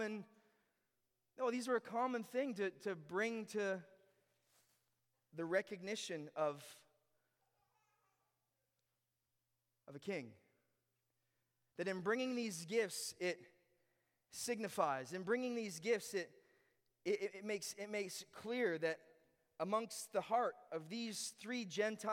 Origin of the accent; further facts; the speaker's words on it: Ontario, Canada; moved away; I was born in Ontario and then I moved here